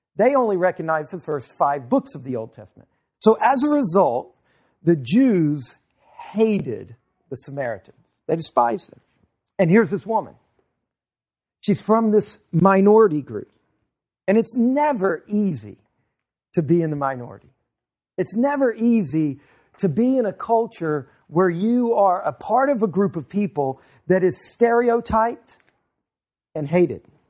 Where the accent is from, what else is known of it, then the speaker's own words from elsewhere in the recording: Louisiana, United States; moved away; I'm from Louisiana